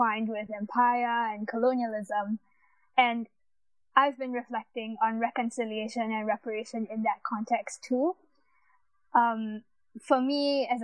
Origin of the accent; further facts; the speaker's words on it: Singapore; now in Cambridge, United Kingdom; I'm from Singapore, which is a Chinese majority country, and I'm a Chinese